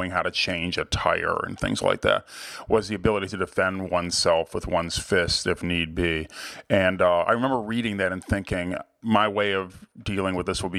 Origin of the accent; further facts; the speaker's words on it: Cleveland, Ohio, United States; my hometown museum, the Cleveland Museum of Art